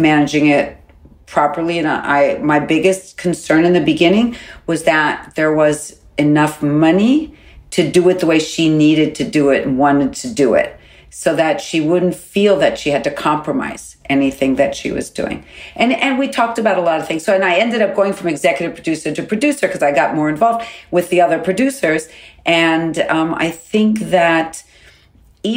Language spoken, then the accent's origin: English; United States; I'm not an Israeli. I'm an American. I'm an American Jew.